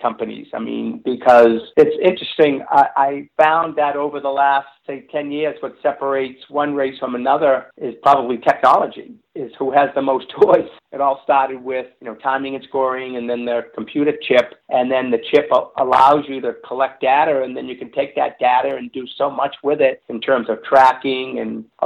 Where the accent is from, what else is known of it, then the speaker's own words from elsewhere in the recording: Medford, Massachusetts, United States; my hometown of Medford, Mass